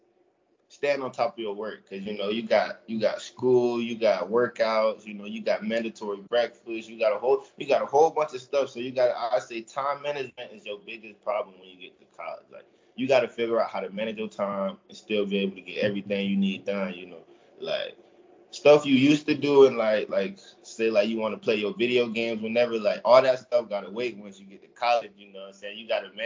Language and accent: English; Fort Pierce, Florida, United States; growing up in Fort Pierce, you know, a lot of backyard football